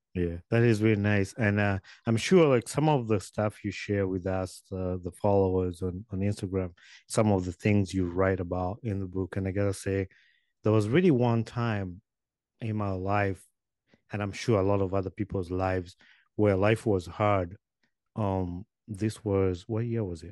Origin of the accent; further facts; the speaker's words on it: Uganda; moved away as an adult; now in United States; I grew up in Uganda